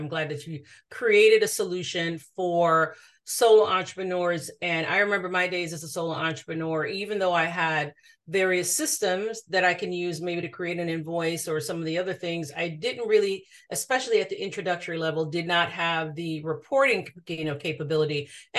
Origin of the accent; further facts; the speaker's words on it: Jamaica; I'm also from Jamaica. So, I can completely understand and relate to the childhood she's talking about. So, I also grew up in a rural community in another parish and had the family around me, several generations, right?